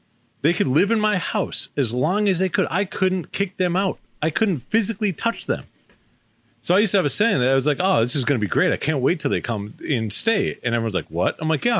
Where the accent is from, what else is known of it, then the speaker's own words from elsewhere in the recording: Boston, Massachusetts, United States; born there; I was born in Boston.